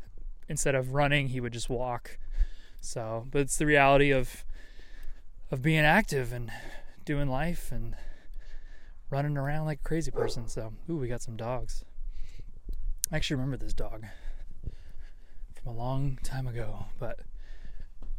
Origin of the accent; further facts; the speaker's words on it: San Diego, California, United States; I am actually in my hometown of, technically it's San Diego, but the more specific area and or county is what you would call the place of Rancho, Peñasquitos